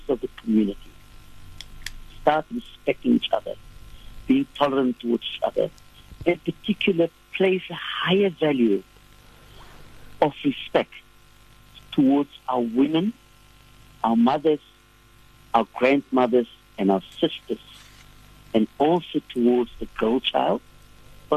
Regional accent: Cape Town, Western Cape, South Africa; I grew up in Bishop Lavers

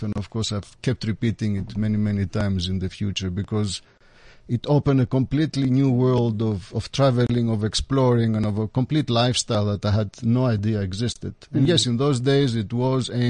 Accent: Athens, Attica, Greece; I was born and raised in Athens, in Greece

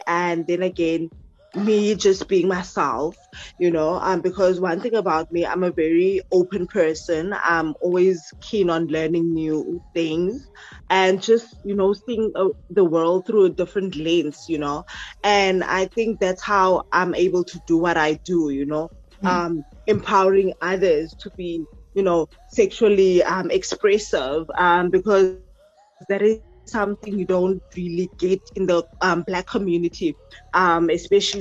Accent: Mossel Bay, Western Cape, South Africa; from Marshall Bay, which is in the Western Cape

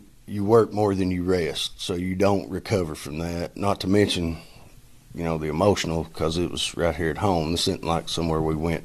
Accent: Pippintown, Tennessee, United States; I grew up in Pippintown, what they call Pippintown, the Pippin community

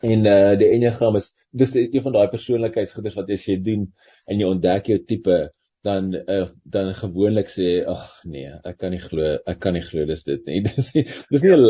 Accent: South Africa

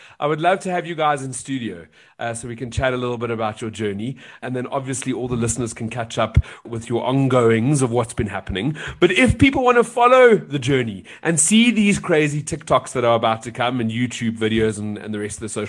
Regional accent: South Africa; I'm South African

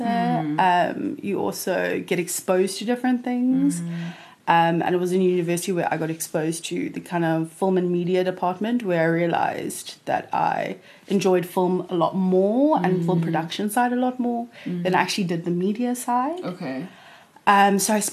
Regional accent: Cape Town, Western Cape, South Africa; born and bred in Cape Town, Mother City

